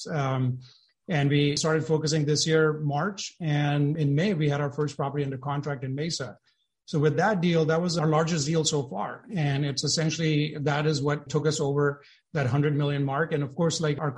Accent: India; moved away as an adult; also born or lived in Silicon Valley; now in United States; I was born and brought up in India

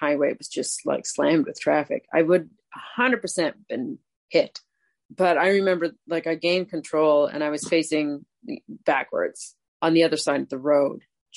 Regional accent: Cape Breton, Nova Scotia, Canada; I'm from Cape Breton.

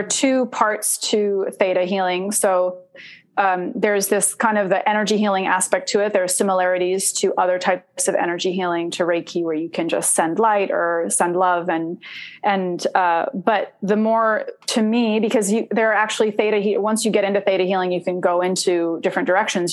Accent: Oregon, United States; also born or lived in Indonesia / Los Angeles, California; I grew up in Oregon. Yeah. Um, uh, I mean, I grew up in LA and then in Oregon

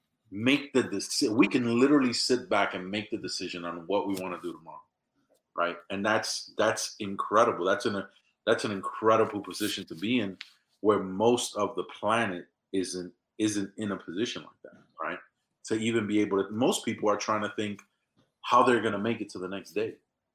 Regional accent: New York, United States; I come from a place where it was really difficult. I mean, I come from the South Bronx in New York City. I'm the first one in my family born in the United States of America.

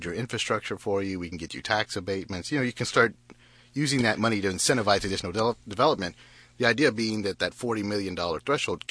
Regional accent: Houston, Texas, United States; also born or lived in Pasadena; growing up in the East End, I was kind of fortunate to actually be classically trained

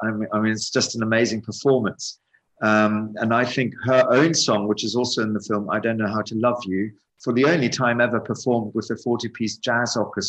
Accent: South Africa; I grew up in South Africa partially.

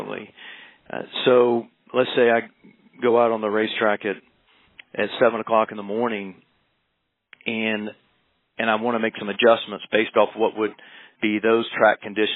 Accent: South Carolina, United States; I grew up in the South, South Carolina

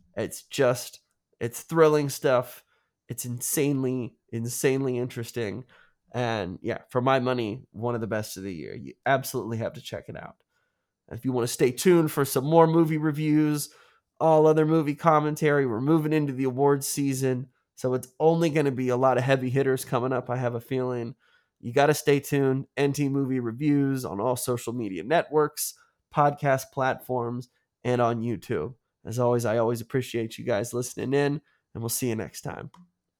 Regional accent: United States; as an American

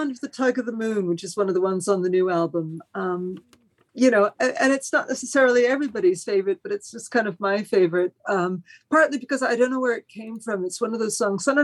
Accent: Spain; born there; first language Spanish; English is a second language; also born or lived in France; my father was Spanish, and I was born in Spain, and I it, I did start out speaking Spanish before English

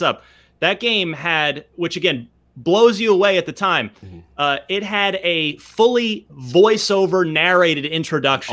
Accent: Mesa, Arizona, United States; also born or lived in Vernon, New Jersey; So I'm from New Jersey, but we moved out to Arizona. The whole family moved out when I was in grade school. So I mostly grew up in Arizona

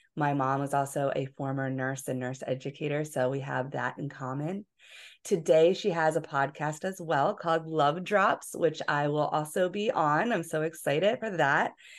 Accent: Philadelphia, Pennsylvania, United States; moved away; also born or lived in Hawaii; I was from Philadelphia

